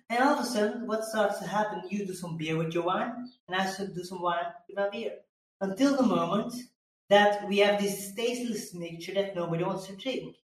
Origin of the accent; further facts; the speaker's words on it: Belgium; I come from Belgium